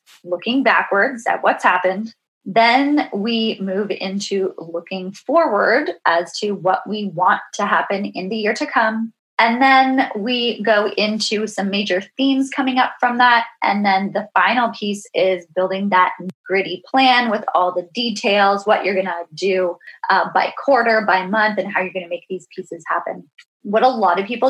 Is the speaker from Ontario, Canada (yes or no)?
yes; Ontario, Canada; I've grew up in Ontario